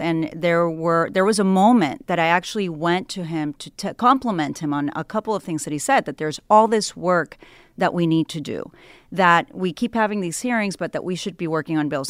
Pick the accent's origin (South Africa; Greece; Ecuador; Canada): Ecuador; now in United States; I was born in Ecuador